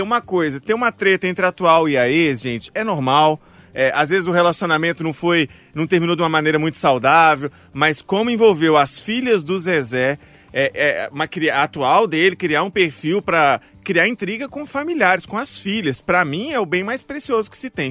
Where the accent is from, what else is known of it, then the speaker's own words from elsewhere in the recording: Mariana, Minas Gerais, Brazil; eu sou de Mariana